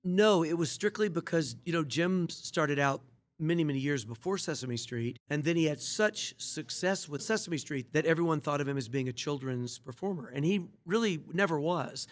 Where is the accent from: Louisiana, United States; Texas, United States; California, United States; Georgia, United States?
Georgia, United States; Atlanta; moved away as an adult; also born or lived in England; I'm from Atlanta originally